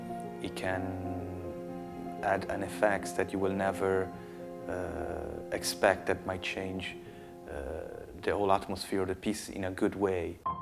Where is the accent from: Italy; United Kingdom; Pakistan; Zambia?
Italy; Milan, Lombardy; moved away as an adult; now in Berlin, Delaware, United States; Well, I moved to Berlin, 4 years ago, beginning 2012. I was making music in Italy, and it wasn't working that well.